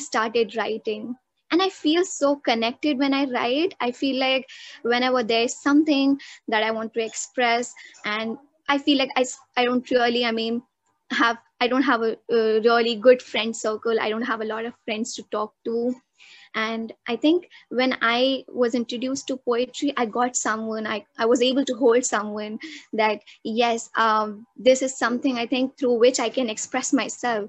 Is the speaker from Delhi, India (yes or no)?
yes; New Delhi, Delhi, India; also born or lived in Uttar Pradesh; I was born in UP and I was brought up to Delhi when I was 6 months. And since then, my parents have been living in Delhi